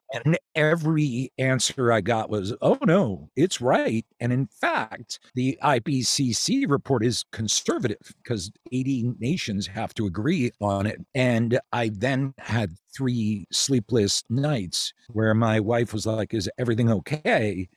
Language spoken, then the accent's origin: English; outside Philadelphia, Pennsylvania, United States; moved away as an adult; also born or lived in Chicago; I grew up outside Philly, then went to college in Philly